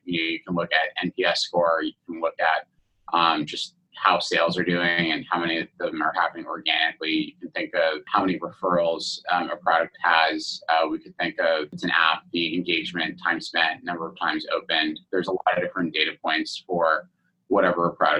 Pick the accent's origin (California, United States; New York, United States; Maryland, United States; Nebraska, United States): California, United States; Mountain View; also born or lived in Stanford; growing up in the heart of Silicon Valley, I was born in Stanford, grew up in Mountain View